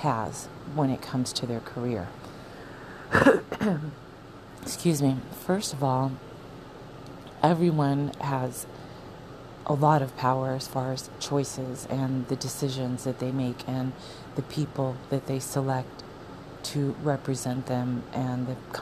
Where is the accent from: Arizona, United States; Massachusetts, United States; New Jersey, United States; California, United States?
Arizona, United States; moved away; I'm from Arizona. Me and my husband were from Arizona